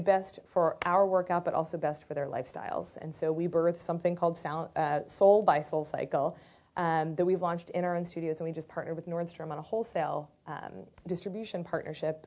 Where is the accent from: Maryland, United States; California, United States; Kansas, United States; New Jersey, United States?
Maryland, United States; Baltimore; I grew up in Baltimore, Maryland in the early 80s.